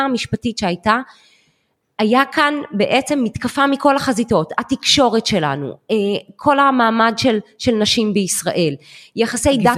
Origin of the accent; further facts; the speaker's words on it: Jerusalem, Jerusalem District, Israel; moved away as an adult; now in Herzliya, Israel; ירושלמית במקור. כל חיי חייתי וגדלתי בירושלים